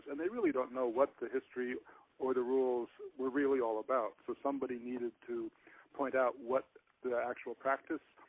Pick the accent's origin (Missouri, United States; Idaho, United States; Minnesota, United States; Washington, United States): Washington, United States; Seattle; that was the church nearest to us where I was growing up in Seattle